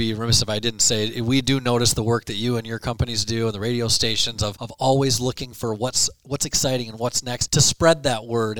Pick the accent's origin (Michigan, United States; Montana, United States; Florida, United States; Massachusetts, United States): Michigan, United States; Ithaca; also born or lived in Grand Rapids, Michigan; now in Mount Pleasant, United States; so I grew up in Ithaca, just a small town down the highway.